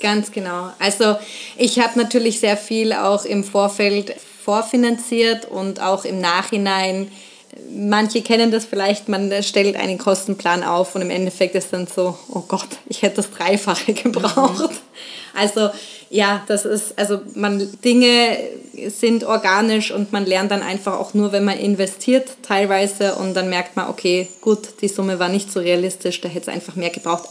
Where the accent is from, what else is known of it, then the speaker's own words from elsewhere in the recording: Nuremberg, Bavaria, Germany; moved away as an adult; also born or lived in Vienna, Austria; Ich komme ursprünglich aus Nürnberg, bin 2008 dann nach Wien gegangen